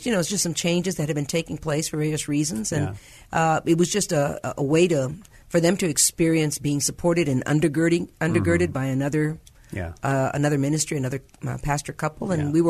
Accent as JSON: {"language": "English", "town": "San Antonio", "region": "Texas", "country": "United States", "tie": "born or raised there", "also_born_or_lived": "Sweden", "moved": "as an adult", "said": "I was born in San Antonio."}